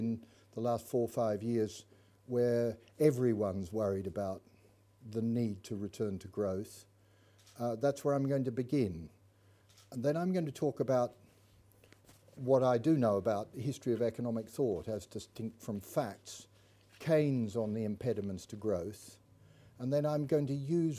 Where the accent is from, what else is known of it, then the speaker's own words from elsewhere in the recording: Melbourne, Victoria, Australia; I grew up in Melbourne